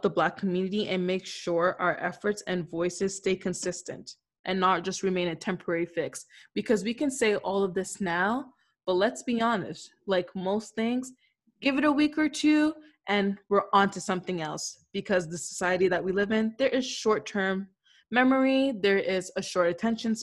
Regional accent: Canada; being Canadian

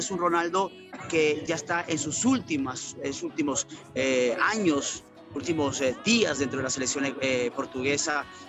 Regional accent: Ecuador

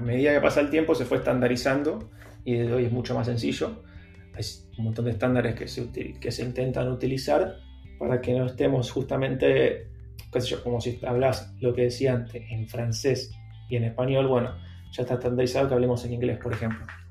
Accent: Lanús, Buenos Aires Province, Argentina; moved away as an adult; also born or lived in San Telmo, Buenos Aires / Almagro, Buenos Aires; now in Buenos Aires, Argentina; yo soy de Lanús, o sea, de zona sur, después viví un tiempo en San Telmo, Capital y ahora en Almagro

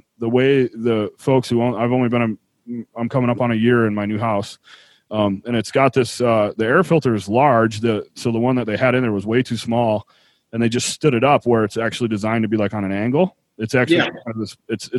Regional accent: Buffalo, New York, United States; now in Utah, United States; I grew up in Buffalo where it's cold

